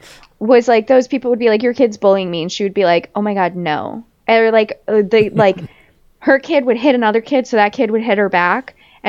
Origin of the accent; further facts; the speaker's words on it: New Jersey, United States; I'm from New Jersey